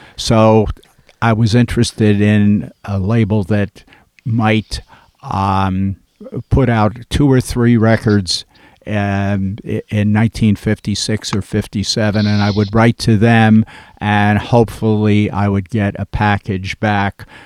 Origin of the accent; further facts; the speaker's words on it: West Orange, New Jersey, United States; I grew up in West Orange, New Jersey, which is a suburb of Newark